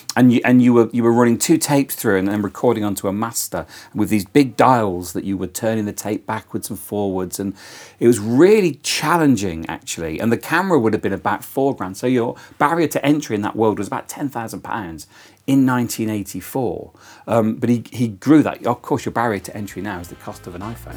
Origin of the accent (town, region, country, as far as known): Coventry, West Midlands, United Kingdom; born or raised there; also born or lived in Toowoomba, Australia